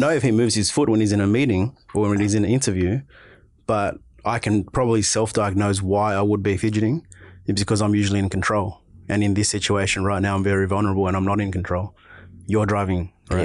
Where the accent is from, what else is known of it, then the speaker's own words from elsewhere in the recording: Auburn, New South Wales, Australia; Park Road, smack bang, middle of Auburn. Born and raised, level seven, uh, level seven, Auburn Hospital